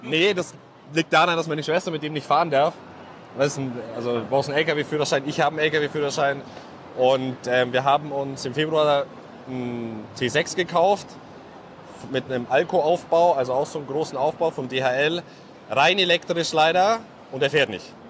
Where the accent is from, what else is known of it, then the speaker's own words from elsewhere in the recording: Allgäu, Bavaria, Germany; wir kommen ja gebürtig aus dem Allgäu